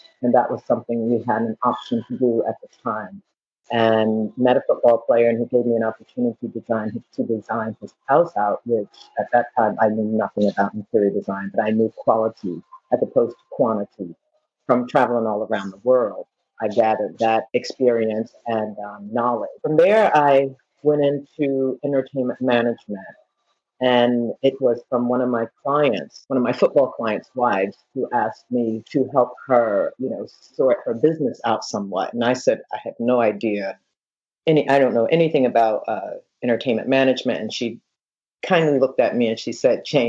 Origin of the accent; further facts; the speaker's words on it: Philadelphia, Pennsylvania, United States; also born or lived in New York; now in Naples, Florida, United States; I grew up in Philadelphia, you know, in the hood